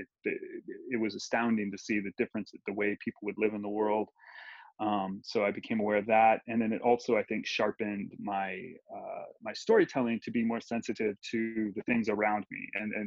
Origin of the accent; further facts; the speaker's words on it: Ohio, United States; moved away as an adult; now in Guatemala; someone who grew up right where I did